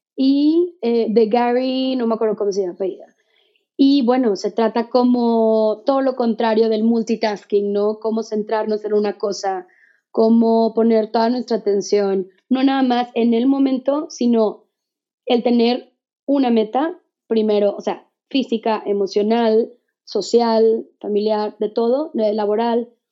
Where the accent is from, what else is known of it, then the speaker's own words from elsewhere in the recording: Mexico; como mexicanos